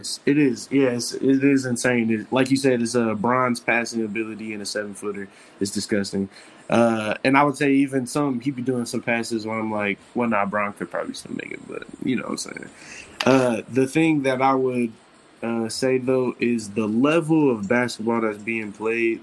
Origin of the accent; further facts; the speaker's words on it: Ohio, United States; I'm from Ohio, Midwest shit